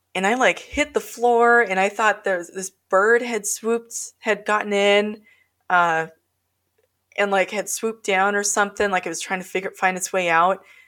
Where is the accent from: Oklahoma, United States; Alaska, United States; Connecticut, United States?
Alaska, United States; North Pole; I grew up in North Pole